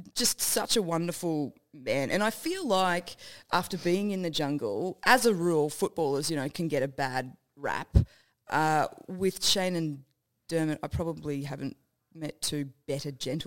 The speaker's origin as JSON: {"language": "English", "region": "Queensland", "country": "Australia", "moved": "yes", "lives_now": "Melbourne, Australia", "said": "because I'm from Queensland, I'm more NRL, right?"}